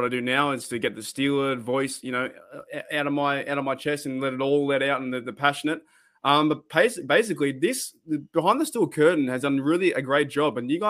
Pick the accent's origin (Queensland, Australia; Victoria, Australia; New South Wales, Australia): New South Wales, Australia; Central Coast; accent: Australian; We in Australia, as you guys already know from my voice and my accent and the way how I speak